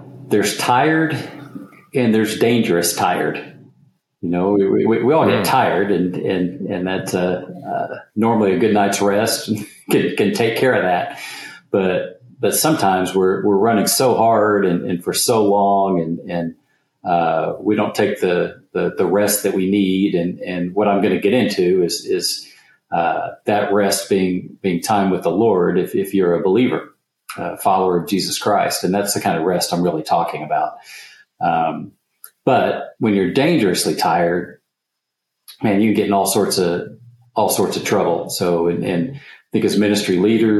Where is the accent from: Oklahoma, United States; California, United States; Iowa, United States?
Oklahoma, United States; just outside of Oklahoma City, United States; Home base is just outside of Oklahoma City. So right in the middle of the country.